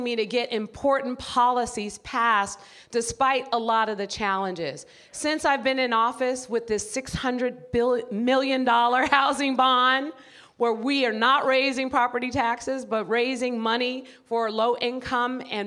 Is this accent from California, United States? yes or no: yes; San Francisco, California, United States; the people that I grew up with in San Francisco